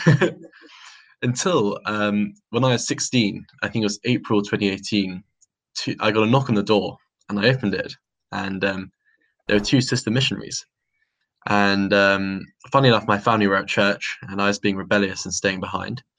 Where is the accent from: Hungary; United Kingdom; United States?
United Kingdom; London; was born in London um, to a to um, a, quite a religious family